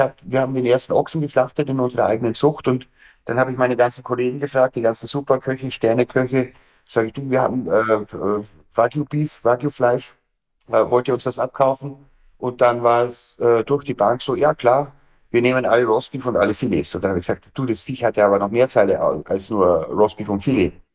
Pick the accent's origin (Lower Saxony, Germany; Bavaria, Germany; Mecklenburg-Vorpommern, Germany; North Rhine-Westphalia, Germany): Bavaria, Germany; Bavarian Forest, Germany; bei uns im Bayerischen Wald